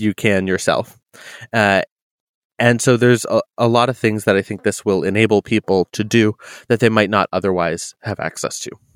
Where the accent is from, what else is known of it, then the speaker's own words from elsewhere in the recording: New England, United States; now in Pacific Northwest, United States; I I come from New England